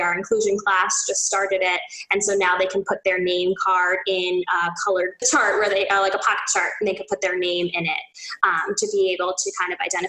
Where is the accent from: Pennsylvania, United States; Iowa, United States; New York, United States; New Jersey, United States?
New York, United States; Port Jefferson; moved away as an adult; also born or lived in Westchester County, New York; now in Boston, United States; I'm from Long Island. So I grew up in Port Jefferson